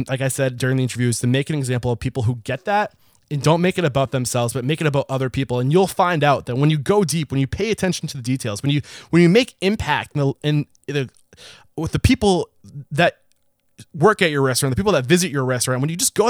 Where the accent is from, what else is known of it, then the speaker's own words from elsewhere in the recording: United States; I'm an American